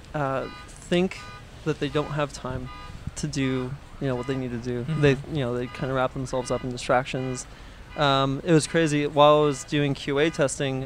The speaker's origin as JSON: {"language": "English", "town": "Pasadena", "region": "California", "country": "United States", "tie": "born or raised there", "said": "I've lived in Pasadena pretty much my whole life."}